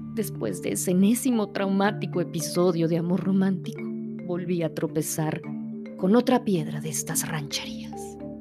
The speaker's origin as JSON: {"language": "Spanish", "town": "Saltillo", "region": "Coahuila", "country": "Mexico", "tie": "born or raised there", "said": "Saltillo, Coahuila, de donde yo soy originaria"}